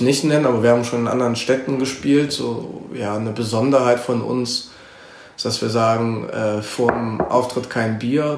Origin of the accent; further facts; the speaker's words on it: Cologne, North Rhine-Westphalia, Germany; ich bin in Köln geboren, 1994, ähm, wohne seitdem in Mauenheim.